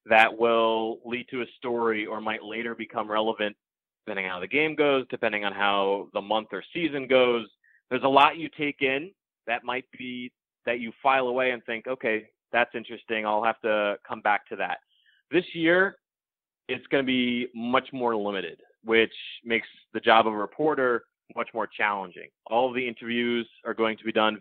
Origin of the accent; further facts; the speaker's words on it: Connecticut, United States; when I was a kid growing up in Connecticut